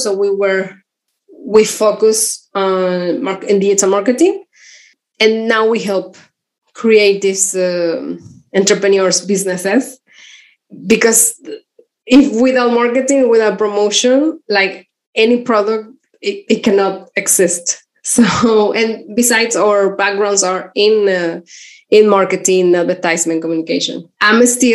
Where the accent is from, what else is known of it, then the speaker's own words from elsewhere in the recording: Torreón, Coahuila, Mexico; English is a second language; moved away as an adult; also born or lived in San Francisco / Mexico City; I'm from Mexico. I'm from the north, and it's a city called Torreón.